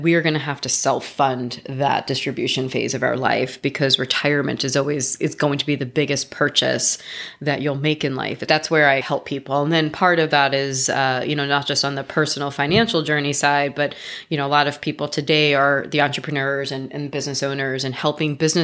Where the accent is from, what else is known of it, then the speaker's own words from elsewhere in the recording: New York, United States; moved away as an adult; also born or lived in Florida / Miami; now in Los Angeles, United States; I came to Los Angeles 16 years ago. But I grew up in New York.